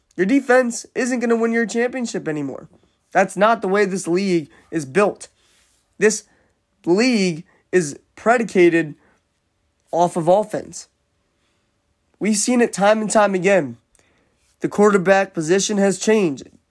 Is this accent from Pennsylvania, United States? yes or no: yes; Philadelphia, Pennsylvania, United States; being from the Philadelphia area